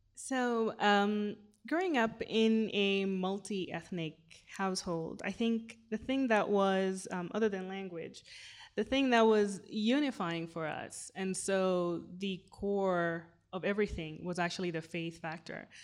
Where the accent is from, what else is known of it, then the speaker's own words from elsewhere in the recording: Kenya; first language Swahili; English is a second language; I'm a Kenyan Muslim woman, and I live in Nairobi